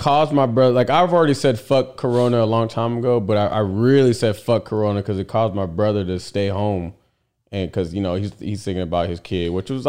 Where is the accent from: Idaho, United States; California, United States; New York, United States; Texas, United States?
Texas, United States; we're from Texas. We like, that's hurricane